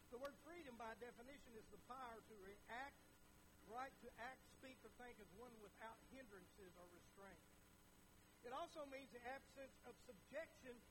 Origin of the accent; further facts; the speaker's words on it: United States; as an American